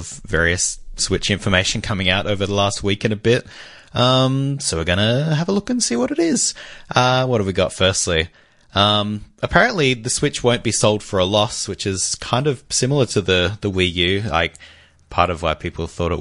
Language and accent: English; Australia; We're from Australia